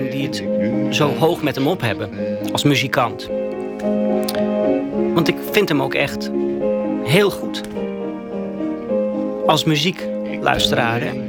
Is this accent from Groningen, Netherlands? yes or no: yes; Winschoten, Groningen, Netherlands; Ja, ik kwam ook uit Winschoten, ….